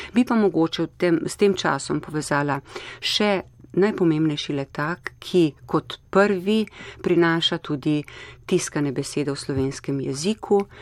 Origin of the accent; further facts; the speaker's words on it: Slovenia; smo imeli Slovenci v preteklosti to izročilo